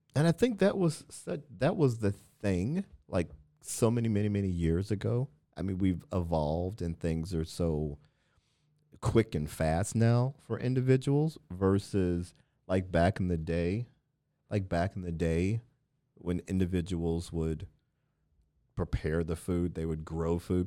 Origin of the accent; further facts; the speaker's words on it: Midwest, United States; moved away; I grew up in the Midwest